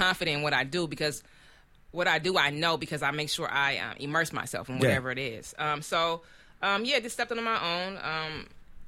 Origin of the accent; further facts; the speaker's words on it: Oakland, California, United States; I'm from the Bay. I'm from Oakland